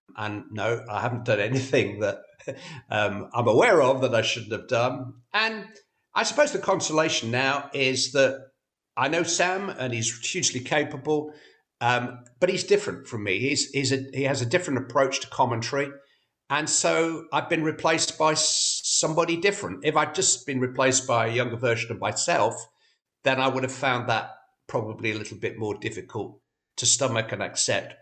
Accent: Bury, North West England, United Kingdom; I'm from Bury.

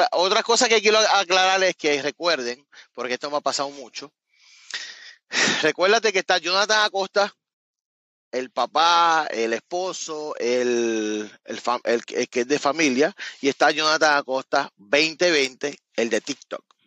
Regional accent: Cabo Rojo, Puerto Rico; moved away as an adult; also born or lived in Miami, Florida / West Palm Beach, Florida; now in Florida, United States; yo soy de Cabo Rojo, de un área, no tiene que ver nada con San Juan

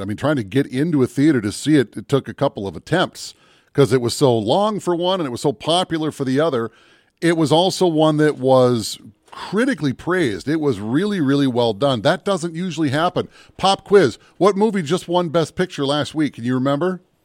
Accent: Minnesota, United States; they filmed that in my hometown

